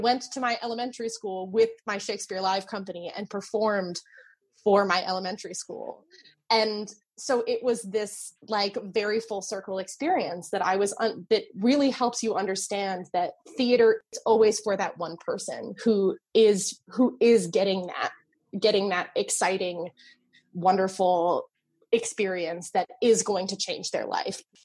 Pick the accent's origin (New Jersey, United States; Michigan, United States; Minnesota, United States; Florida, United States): New Jersey, United States; moved away as an adult; now in Chicago, United States; I grew up in New Jersey.